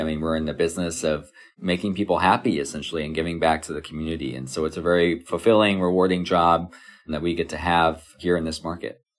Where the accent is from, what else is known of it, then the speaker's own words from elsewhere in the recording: Kansas City, United States; moved away as an adult; also born or lived in New York; was able to land a job at the Kansas City Royals and able to go back to my hometown and work for my hometown team